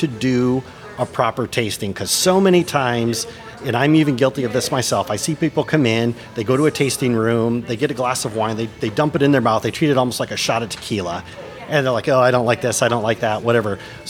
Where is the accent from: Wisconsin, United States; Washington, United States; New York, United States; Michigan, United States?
Michigan, United States; moved away as an adult; I'm on a quest to answer that exact question. After 20 years, I've returned to my native Michigan, and I'm looking to reconnect with my home state.